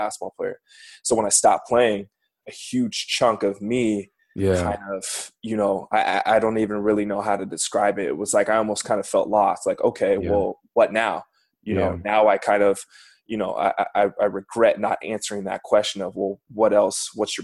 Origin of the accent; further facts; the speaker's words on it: SeaTac, Washington, United States; also born or lived in Issaquah; So I was born and raised in greater Seattle area in a city called SeaTac